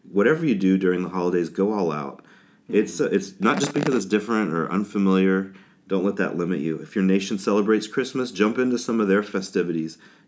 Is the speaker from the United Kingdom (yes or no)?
no; Kenya; When I was a kid growing up in Kenya, not to kind of give the when I was a boy story, but we had a ham radio to get news out